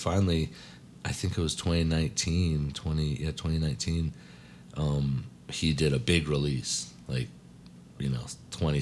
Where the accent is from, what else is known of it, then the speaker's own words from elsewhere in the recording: Asheville, North Carolina, United States; now in Colorado, United States; I am originally from Ashville, North Carolina, a nice little town in the Appalachian Mountains, western North Carolina